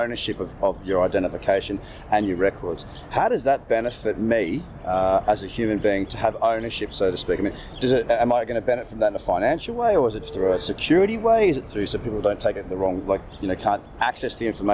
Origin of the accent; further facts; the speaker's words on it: Sydney, New South Wales, Australia; I'm from Sydney.